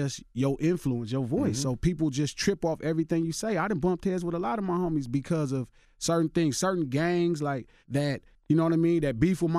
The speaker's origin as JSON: {"language": "English", "town": "Los Angeles", "region": "California", "country": "United States", "said": "Yeah, I'm from Watts."}